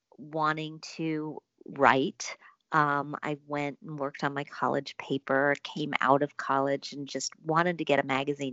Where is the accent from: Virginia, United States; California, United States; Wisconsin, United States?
Wisconsin, United States; I grew up in Wisconsin.